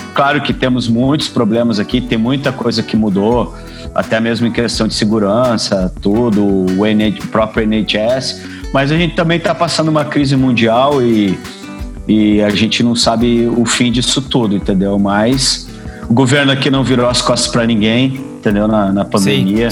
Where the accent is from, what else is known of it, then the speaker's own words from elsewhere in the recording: Brazil; moved away; a gente é brasileiro, né, cara? A gente nasceu em um país tropical